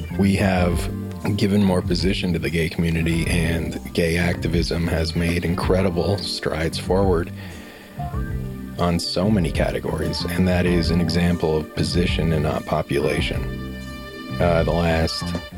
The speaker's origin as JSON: {"language": "English", "town": "Aurora", "region": "Colorado", "country": "United States", "tie": "born or raised there", "said": "growing up in Aurora, Colorado"}